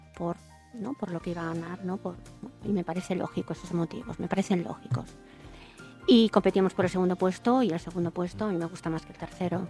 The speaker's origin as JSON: {"language": "Spanish", "town": "Navia", "region": "Asturias", "country": "Spain", "said": "yo que soy de Navia, que es un pueblo pequeño"}